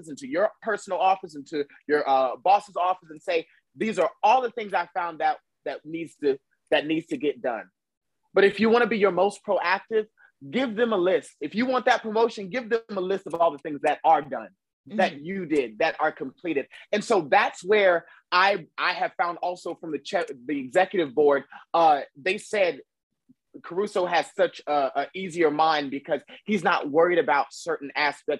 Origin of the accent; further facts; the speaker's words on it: the South, United States; I'm from the South